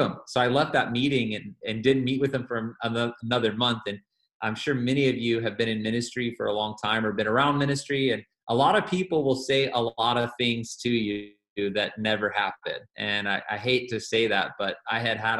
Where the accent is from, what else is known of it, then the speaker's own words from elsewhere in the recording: Atlanta, Georgia, United States; moved away as an adult; now in Columbus, United States; I'm originally from the Atlanta area and moved away from that area in about 2009